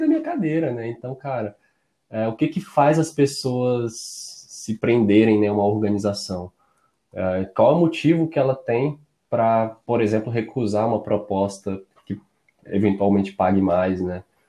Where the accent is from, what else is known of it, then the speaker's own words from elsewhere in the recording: Brasília, Federal District, Brazil; Eu sou de Brasília